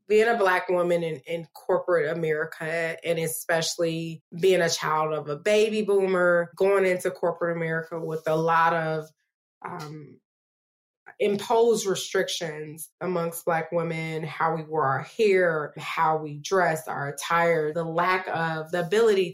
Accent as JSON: {"language": "English", "town": "Chicago", "region": "Illinois", "country": "United States", "moved": "yes", "lives_now": "Las Vegas, United States", "said": "I'm originally from Chicago, but I currently live in Las Vegas, Nevada."}